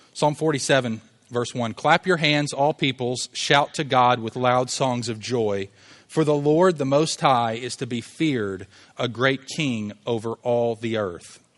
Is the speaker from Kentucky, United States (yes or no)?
yes; Louisville, Kentucky, United States; I'm from Louisville